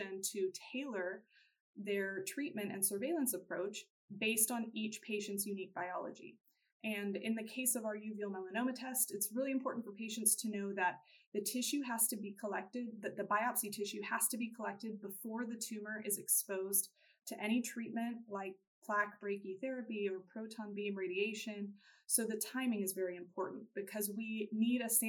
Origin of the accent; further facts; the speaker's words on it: Houston, Texas, United States; I'm originally from Houston, Texas